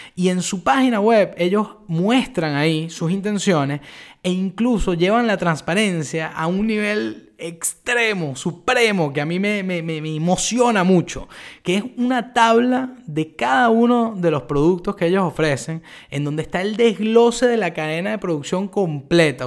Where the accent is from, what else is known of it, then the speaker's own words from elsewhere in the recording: Venezuela; moved away as an adult; now in Buenos Aires, Argentina; yo soy venezolano